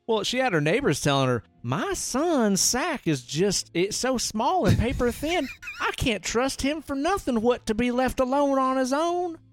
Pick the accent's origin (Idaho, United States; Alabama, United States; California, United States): Idaho, United States; Hailey; I grew up in Hailey